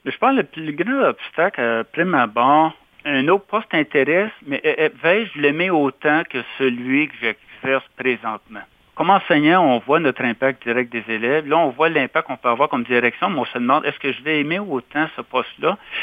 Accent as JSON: {"language": "French", "town": "Casselman", "region": "Ontario", "country": "Canada", "tie": "born or raised there", "said": "J'ai été dans mon patelin, euh, dont à l'école secondaire de Castleman."}